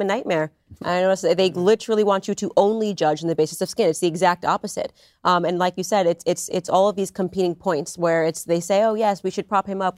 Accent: Stamford, Connecticut, United States; we're both from Stamford, Connecticut

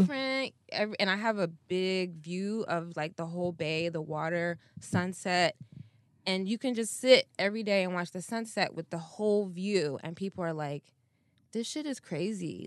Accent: Ann Arbor, Michigan, United States; moved away as an adult; also born or lived in North Africa / Philadelphia; now in California, United States; I grew up in Michigan

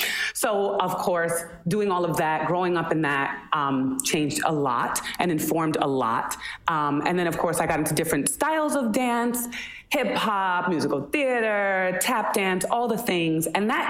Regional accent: New Jersey, United States; Listen, I love my Jersey roots.

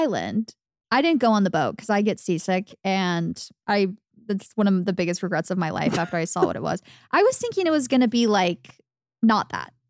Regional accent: Arizona, United States; As a little girl growing up in Arizona, wanting to be that girl so bad.

